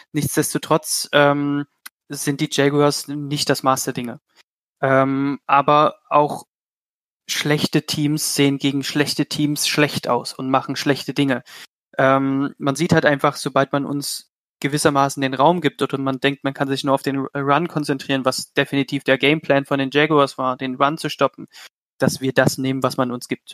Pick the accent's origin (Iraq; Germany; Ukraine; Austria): Germany; Leipzig, Saxony; kommen tue ich aus Leipzig.